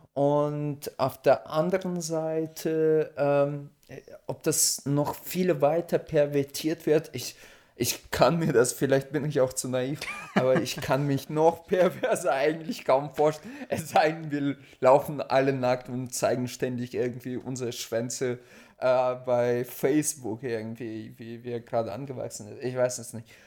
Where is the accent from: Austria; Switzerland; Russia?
Russia; now in Germany; ich als Russe